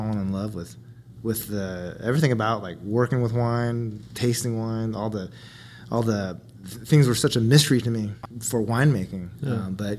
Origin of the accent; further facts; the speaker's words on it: Healdsburg, California, United States; I'm from Northern California, from Hillsburg, California, which is the center of Sonoma County wine.